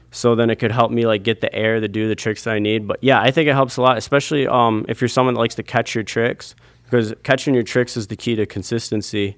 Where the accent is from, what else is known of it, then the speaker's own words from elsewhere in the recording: Owosso, Michigan, United States; I grew up in Owasso, Michigan